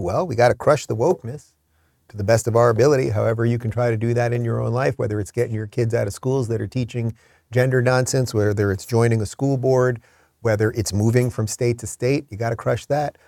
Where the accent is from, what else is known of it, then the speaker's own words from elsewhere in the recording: New York, United States; moved away as an adult; also born or lived in Los Angeles; now in Florida, United States; I grew up in New York. I spent most of my ad-, adult life in New York until I moved to L A in two thousand thirteen and then to the Free State of Florida in twenty twenty-one